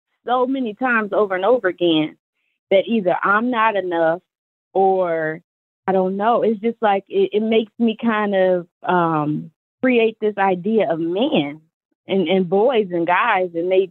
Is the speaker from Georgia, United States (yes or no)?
no; Chicago, Illinois, United States; I'm from Chicago